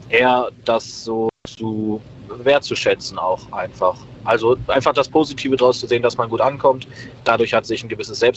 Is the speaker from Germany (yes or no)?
yes; Meckenheim, North Rhine-Westphalia, Germany; Wir kommen aus Meckenheim.